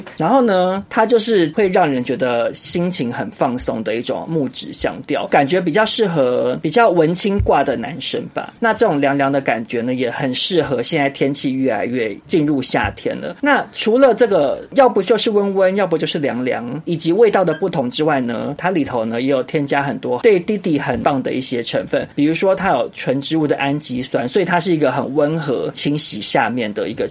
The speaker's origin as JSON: {"language": "Chinese", "country": "Taiwan", "said": "我们台湾人"}